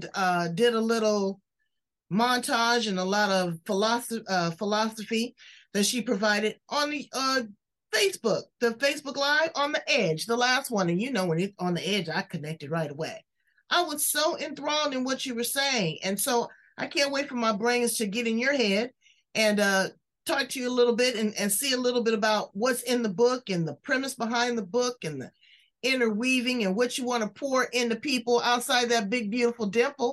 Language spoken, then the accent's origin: English; Australia; I'm an Aussie